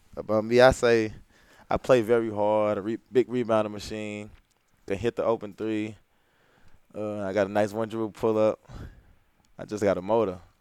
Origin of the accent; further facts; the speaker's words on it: St. Louis, Missouri, United States; growing up in St. Louis, like not too many people like make it out far